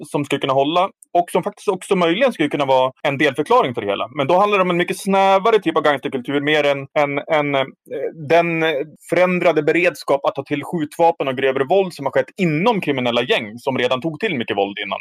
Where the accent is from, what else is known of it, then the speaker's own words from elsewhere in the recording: Härnösand, Västernorrland County, Sweden; min hemstad Härnösand